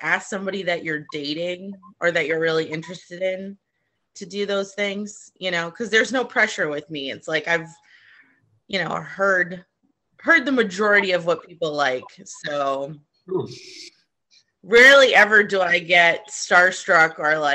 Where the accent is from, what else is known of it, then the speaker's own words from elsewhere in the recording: Boston, Massachusetts, United States; now in Los Angeles, United States; I'm from Boston originally